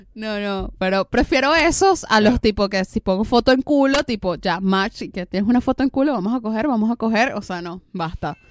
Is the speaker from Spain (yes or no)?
no; Venezuela; now in Argentina; yo que soy venezolana